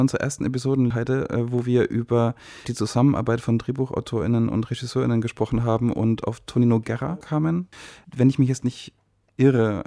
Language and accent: German; Germany; wir uns als Deutsche